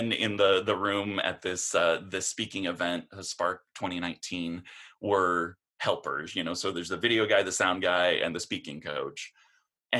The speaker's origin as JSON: {"language": "English", "town": "Portland", "region": "Oregon", "country": "United States", "said": "I'm from Portland, Oregon"}